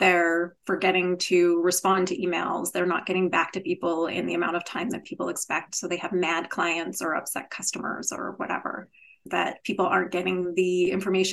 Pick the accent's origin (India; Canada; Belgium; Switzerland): Canada; I am Canadian, so maybe that's just the Canadian in me